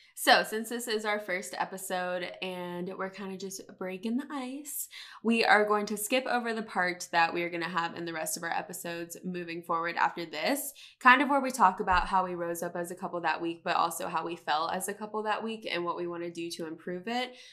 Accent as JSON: {"language": "English", "town": "Charlotte", "region": "North Carolina", "country": "United States", "tie": "born or raised there"}